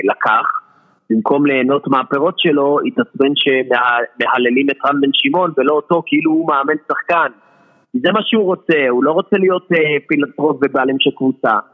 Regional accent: the Krayot, Haifa District, Israel; כמו שאומרים אצלנו בקריות.

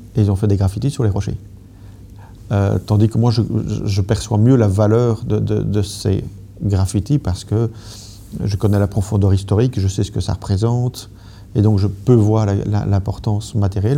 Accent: Brussels, Brussels-Capital Region, Belgium; en tant que Belge, Et, et bruxellois

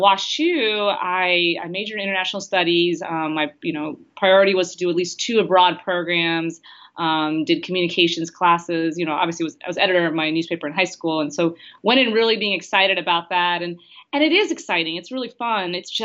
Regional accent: Houston, Texas, United States; also born or lived in St. Louis; I grew up in Houston

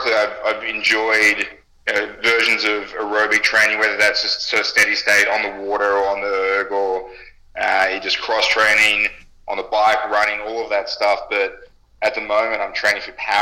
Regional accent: Australia; also born or lived in United States; I'm Australian

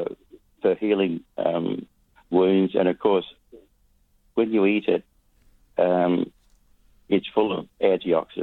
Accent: Western Australia, Australia; We're West Australian beekeeping.

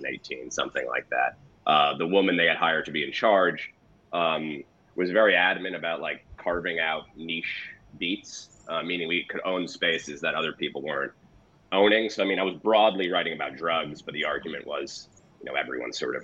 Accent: East Coast, United States; moved away as an adult; now in California, United States; I'm from the East Coast, but I haven't been out here that long

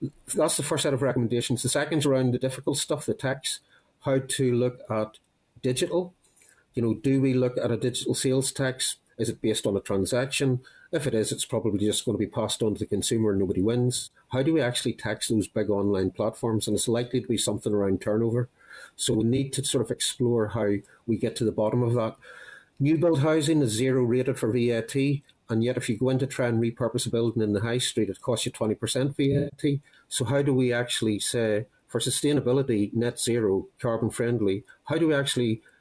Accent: Northern Ireland, United Kingdom; moved away as an adult; now in Scotland, United Kingdom; I might be in Scotland 29 years, but I'm still from Northern Ireland. It's my home

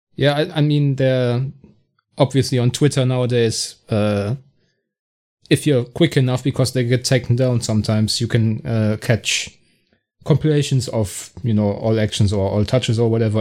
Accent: Bonn, North Rhine-Westphalia, Germany; Bonn, my hometown

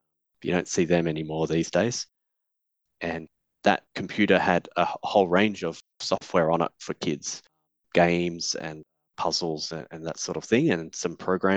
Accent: Perth, Western Australia, Australia; also born or lived in Canberra, Australia; as a family, we moved across to Perth when I was about 6 years old

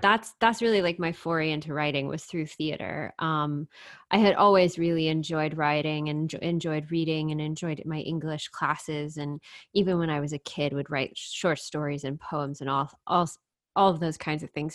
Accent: The Woodlands, Texas, United States; so I grew up in Texas, um, in a town called The Woodlands

